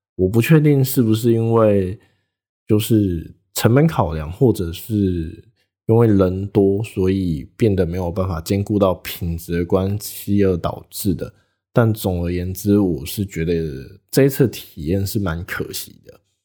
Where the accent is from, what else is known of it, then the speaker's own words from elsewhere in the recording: Taitung, Taitung County, Taiwan; 小弟本人，就住在台东，也是土生土长的台东人